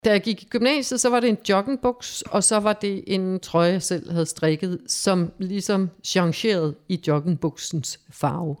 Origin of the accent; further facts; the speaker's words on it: Havrebjerg, Zealand, Denmark; moved away as an adult; also born or lived in Slagelse / Blæsinge / United States; Jeg boede i sådan en lille landsby, der hed Havrebjerg, 12 km uden for Slagelse, og der boede vi så øh, indtil jeg blev konfirmeret